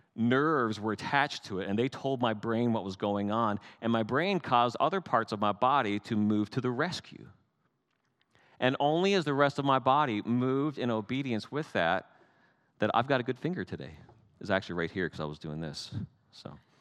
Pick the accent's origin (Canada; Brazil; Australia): Canada; I'm Canadian